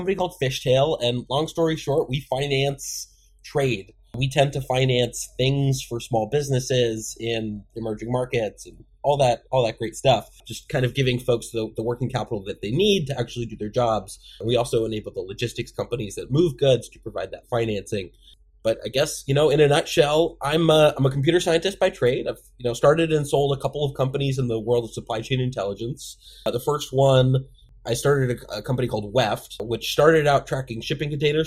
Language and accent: English; Newton, Massachusetts, United States; also born or lived in California; I grew up just outside of Boston in a town called Newton.